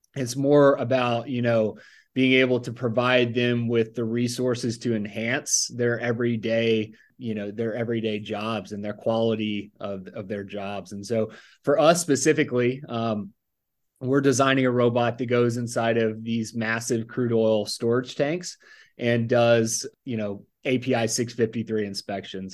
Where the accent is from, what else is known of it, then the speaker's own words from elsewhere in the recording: Mobile, Alabama, United States; moved away as an adult; also born or lived in Tuscaloosa, Alabama; now in Texas, United States; I grew up in Mobile, Alabama area, uh, Baldwin County